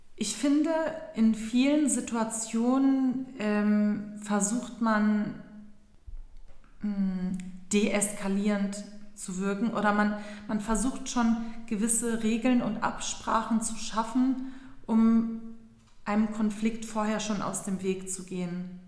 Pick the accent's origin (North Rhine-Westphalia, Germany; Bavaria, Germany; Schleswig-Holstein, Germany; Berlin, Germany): Berlin, Germany; also born or lived in Istanbul, Turkey; Bin ja auch gebürtige Berlinerin